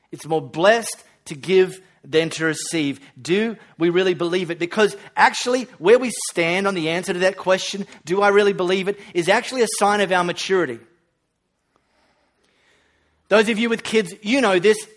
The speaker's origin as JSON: {"language": "English", "country": "Australia", "said": "When you travel to a developing country, you don't have to say, oh, I'm so sorry, I'm from Australia. I've got running water."}